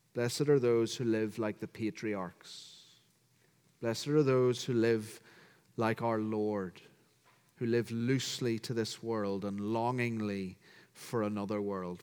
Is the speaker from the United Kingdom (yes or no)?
yes; County Down, Northern Ireland, United Kingdom; as you can hear from my accent, I'm from County Down, Northern Ireland